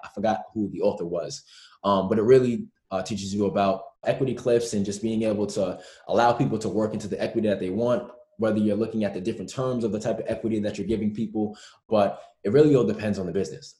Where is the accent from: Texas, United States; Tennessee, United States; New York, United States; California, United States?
New York, United States; growing up in New York